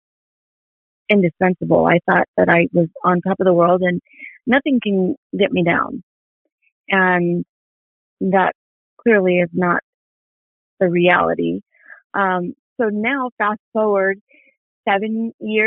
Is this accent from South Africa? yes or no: no; Mexico; moved away; also born or lived in New York; I'm Mexican